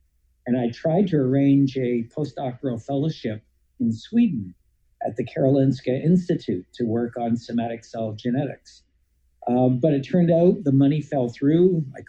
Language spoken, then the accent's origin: English; Ontario, Canada; accent: Canadian; moved away as an adult; also born or lived in Montreal, Quebec / Alberta / London, Ontario / Florida; now in Arizona, United States; I'm a Canadian, as people who listen to my accent will always tell me. I grew up in Ontario, but I kind of regard Montreal as my home because I moved there to go to high school